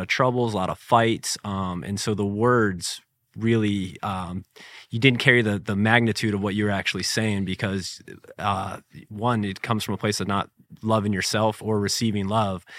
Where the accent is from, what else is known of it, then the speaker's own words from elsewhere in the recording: Jacksonville, Florida, United States; growing up in the Beaches area here